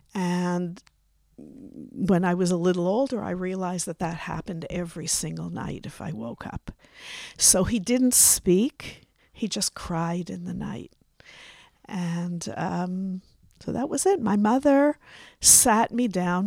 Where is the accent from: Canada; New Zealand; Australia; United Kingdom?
Canada; now in Israel; I was born in Canada.